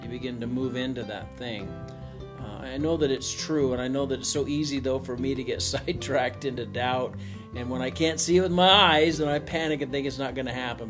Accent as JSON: {"language": "English", "region": "Missouri", "country": "United States", "said": "I'm from Missouri"}